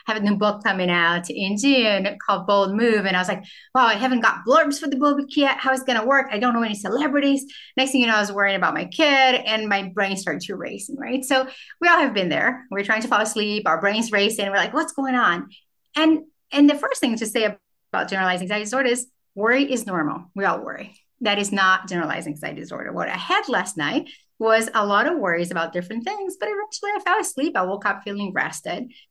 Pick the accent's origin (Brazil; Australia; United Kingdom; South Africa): Brazil; now in United States; I grew up in Brazil